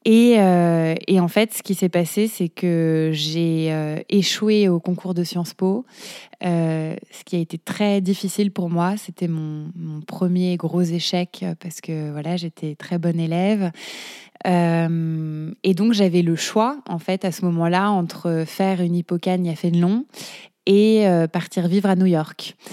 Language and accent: French; Paris, Île-de-France, France; je suis parisienne.